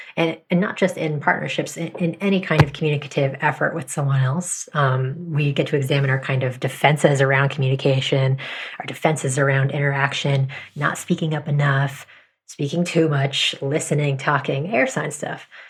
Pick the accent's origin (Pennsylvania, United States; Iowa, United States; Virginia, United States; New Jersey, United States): New Jersey, United States; now in New York City, United States; We grew up in New Jersey